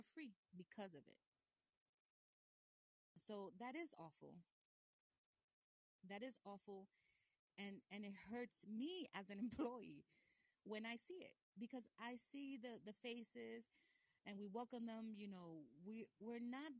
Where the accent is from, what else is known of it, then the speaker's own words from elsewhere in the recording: New York City, New York, United States; I was born in Brooklyn